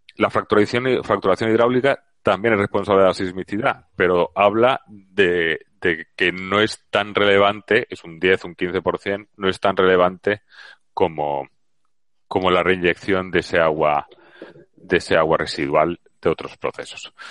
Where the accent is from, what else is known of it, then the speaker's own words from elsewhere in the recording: Valencia, Valencian Community, Spain; now in Seville, Spain; ahora estoy en Sevilla, y, pero soy de Valencia